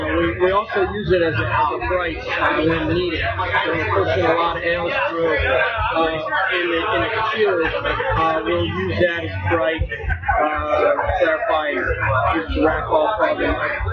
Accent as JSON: {"language": "English", "town": "Bakersfield", "region": "California", "country": "United States", "tie": "born or raised there", "said": "My business partner, one of the founders of the brewery, we grew up here in Bakersfield."}